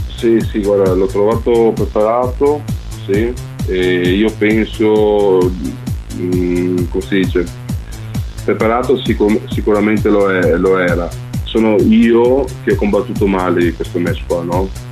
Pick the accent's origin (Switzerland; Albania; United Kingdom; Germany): Albania; now in Italy; sono andato giù in Albania, nel mio paese natale